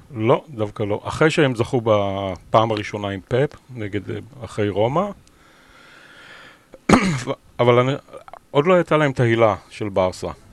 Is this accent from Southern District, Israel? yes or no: yes; Beersheba, Southern District, Israel; moved away as an adult; also born or lived in Leicester, United Kingdom; now in London, United Kingdom; אני יליד באר שבע